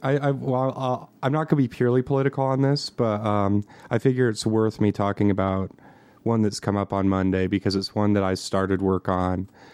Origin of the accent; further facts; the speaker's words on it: Montana, United States; I'm from Montana